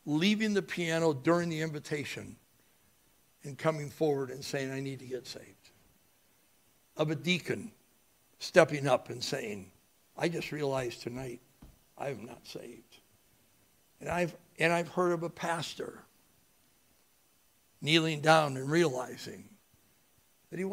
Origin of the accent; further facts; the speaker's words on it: United States; I was born in America